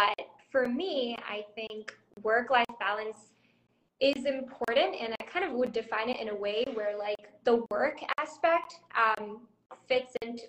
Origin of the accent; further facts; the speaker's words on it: India; born there; also born or lived in Thailand / Indonesia; So I was born in India, and I lived in Thailand for like 10 and a half years, and then I moved to Indonesia for like 6 or 7 years before coming to India.